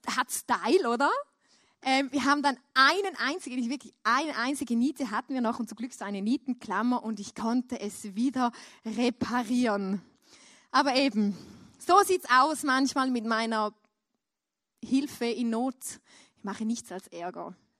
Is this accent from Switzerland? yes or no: yes; Switzerland; ich als Schweizer